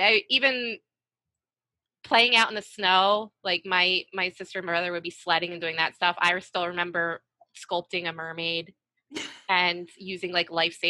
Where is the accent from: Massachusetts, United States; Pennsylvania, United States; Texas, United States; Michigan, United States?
Pennsylvania, United States; West Chester; moved away as an adult; also born or lived in New York; So Westchester, it's a suburb outside of Philly.